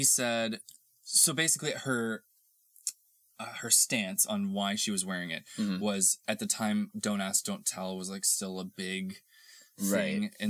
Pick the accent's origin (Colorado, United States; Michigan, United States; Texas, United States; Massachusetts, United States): Texas, United States; moved away; I come from Texas where we get kind of both